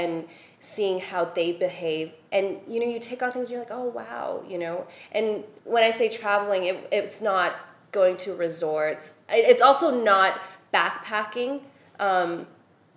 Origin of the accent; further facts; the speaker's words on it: Hong Kong; moved away as an adult; also born or lived in Shanghai / Paris; we grew up in Hong Kong together, but I moved to Shanghai and Paris